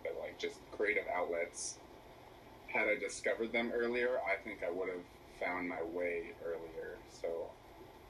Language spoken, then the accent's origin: English; Southern California, United States; Raised in Southern California.